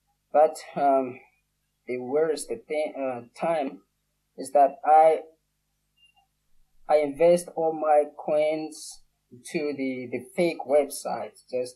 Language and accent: English; Madagascar; I come from Madagascar.